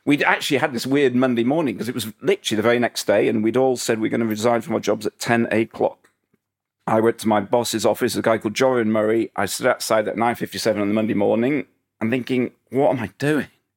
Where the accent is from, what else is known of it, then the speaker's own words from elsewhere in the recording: Huddersfield, Yorkshire and the Humber, United Kingdom; moved away; I was a guy from Huddersfield